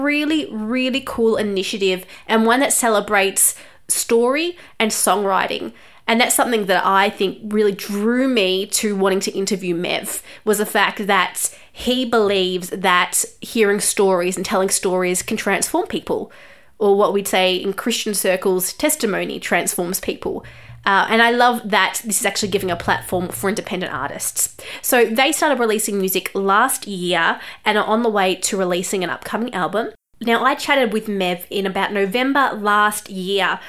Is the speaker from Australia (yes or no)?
yes; Australia; I am an Australian journalist